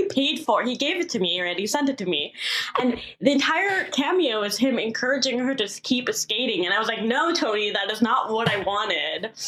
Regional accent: Canada; also born or lived in New York; now in Los Angeles, United States; I'm from Canada.

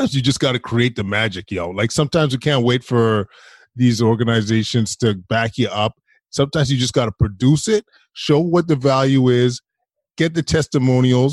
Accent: Alberta, Canada; moved away; I'm from Alberta originally.

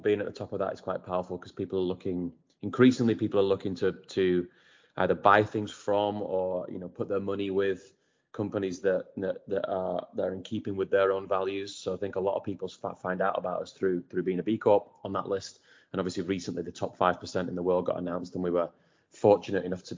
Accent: Wigan, North West England, United Kingdom; moved away as an adult; I'm dialing in from Wigan in Greater Manchester, where I was born and raised, and that I've recently moved back to during lockdown

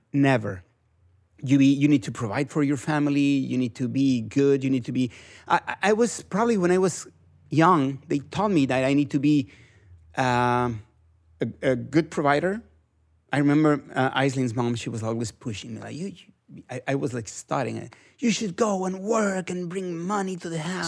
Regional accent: Mexico; English is a second language

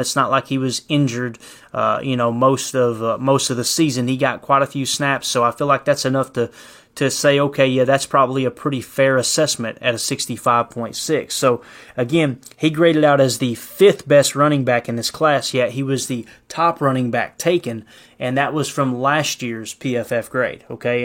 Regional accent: Kentucky, United States; I'm from Kentucky

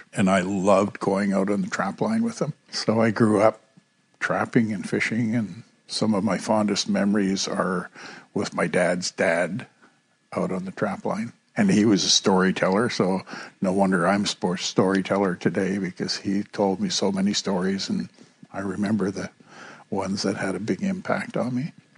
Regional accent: Kitkatla, British Columbia, Canada; also born or lived in Greenville (Nass River), British Columbia; I was baptized in St. Peter's Anglican Church in Kitkatla, which is my home village

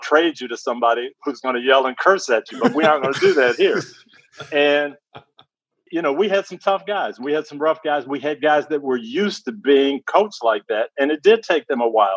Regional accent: Detroit, Michigan, United States; I grew up in the Detroit area. That was my home area

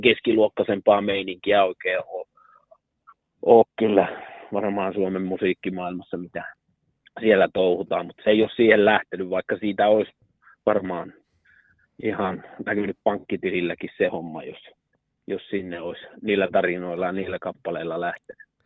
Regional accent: Karstula, Central Finland, Finland; mä olen Karstulasta kotoisin

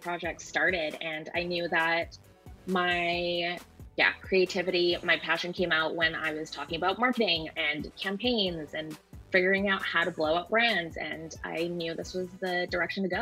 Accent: Vancouver, British Columbia, Canada; moved away as an adult; now in Seattle, United States; I'm originally from Vancouver

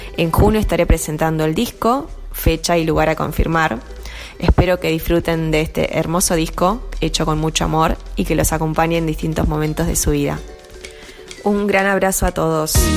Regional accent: Argentina; also born or lived in Shanghai, China; nací en Shanghái, China y vivo en Argentina desde pequeña

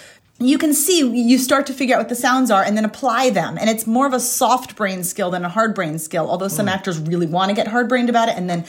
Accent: Ireland; I'm from Ireland.

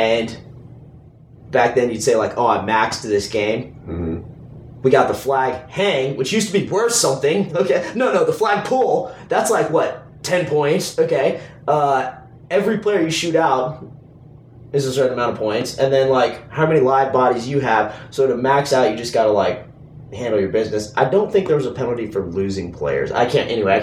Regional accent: Houston, Texas, United States; I grew up in Houston

